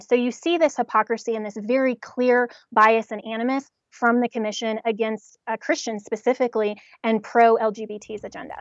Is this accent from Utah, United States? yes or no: no; Colorado, United States; I'm from Colorado